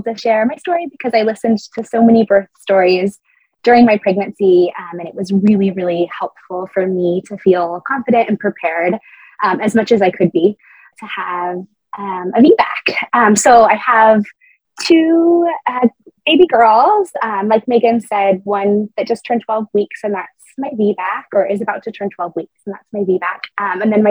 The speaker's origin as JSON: {"language": "English", "region": "California", "country": "United States", "tie": "born or raised there", "also_born_or_lived": "Colorado Springs, United States", "moved": "as an adult", "lives_now": "England, United Kingdom", "said": "California, which is my home state"}